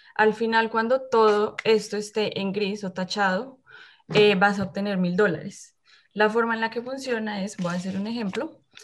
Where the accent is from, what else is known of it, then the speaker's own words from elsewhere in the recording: Colombia; moved away as an adult; now in Winnipeg, Canada; también soy colombiana